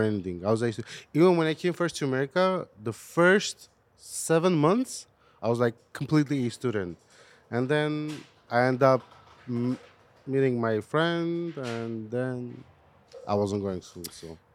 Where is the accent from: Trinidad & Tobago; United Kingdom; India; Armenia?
Armenia; now in United States; I was born in Armenia.